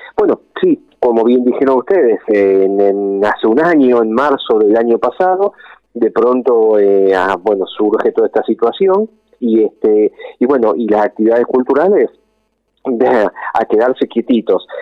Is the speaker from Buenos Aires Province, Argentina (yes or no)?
no; Rosario, Santa Fe, Argentina; also born or lived in Villa Carlos Paz, Córdoba; yo soy cordobés, lo que pasa es que vine a vivir en Rosario siendo muy chiquito, eh, no, no había cumplido ni 10 años y vine a vivir a Rosario